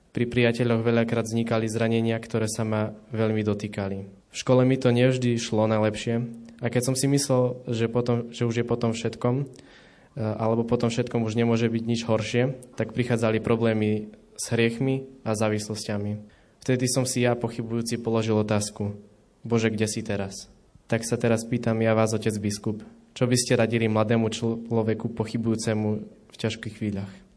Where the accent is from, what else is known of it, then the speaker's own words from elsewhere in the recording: Vlkovce, Slovakia; pochádzam z Volkoviec